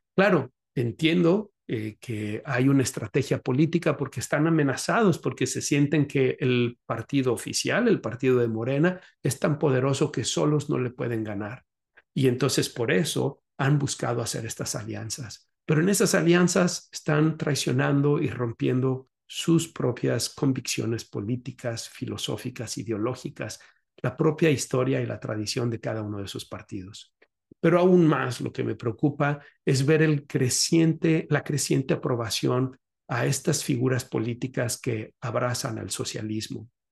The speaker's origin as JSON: {"language": "Spanish", "town": "Guadalajara", "region": "Jalisco", "country": "Mexico", "tie": "born or raised there", "moved": "as an adult", "lives_now": "Chicago, United States", "said": "En Guadalajara estuve visitando a mis familiares, a mis seres queridos, pues es la tierra en donde nací y que me vio crecer"}